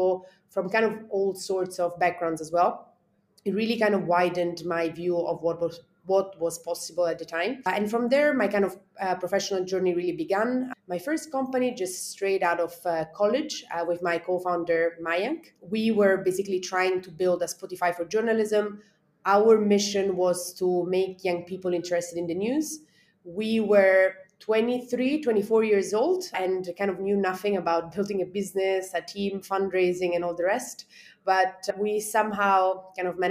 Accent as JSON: {"language": "English", "country": "Italy", "tie": "born or raised there", "also_born_or_lived": "London, United Kingdom", "moved": "as an adult", "lives_now": "India", "said": "I grew up in Italy"}